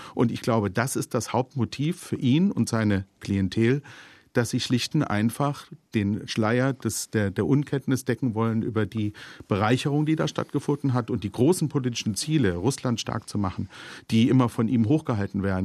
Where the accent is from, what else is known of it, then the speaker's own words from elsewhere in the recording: Germany; als Deutsche